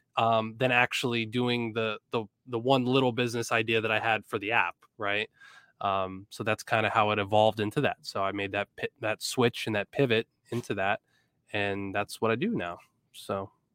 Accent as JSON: {"language": "English", "town": "Erie", "region": "Pennsylvania", "country": "United States", "also_born_or_lived": "Blacksburg, Virginia", "said": "I'm from Erie, P"}